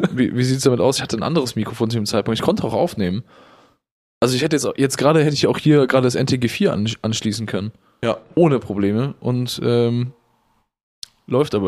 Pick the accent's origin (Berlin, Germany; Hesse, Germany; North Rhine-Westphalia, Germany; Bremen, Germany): North Rhine-Westphalia, Germany; Willich; aus meiner Heimatstadt Willig